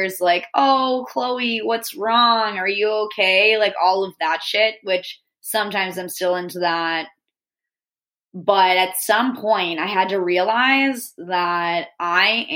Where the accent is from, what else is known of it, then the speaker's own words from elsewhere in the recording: Northeast, United States; I'm from the Northeast